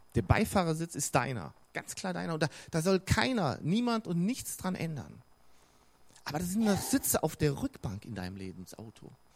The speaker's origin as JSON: {"language": "German", "town": "Bonn", "region": "North Rhine-Westphalia", "country": "Germany", "tie": "born or raised there", "also_born_or_lived": "Cologne", "moved": "yes", "lives_now": "Regensburg, Germany", "said": "Ich bin ja im Rheinland aufgewachsen, in Bonn, in Köln geboren, wichtig. Ähm, also in Bonn aufgewachsen"}